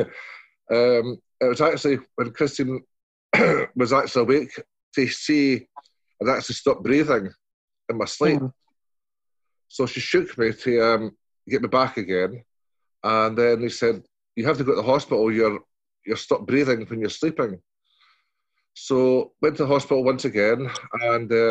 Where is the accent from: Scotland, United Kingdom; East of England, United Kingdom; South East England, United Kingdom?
Scotland, United Kingdom; I'm Scottish